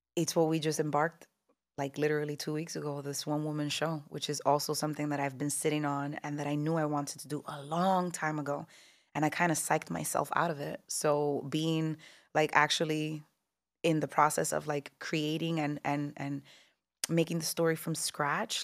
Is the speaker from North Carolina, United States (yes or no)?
no; Newark, New Jersey, United States; also born or lived in New York; I was born, raised in Newark, New Jersey, but New York has always been the stomping grounds and the backyard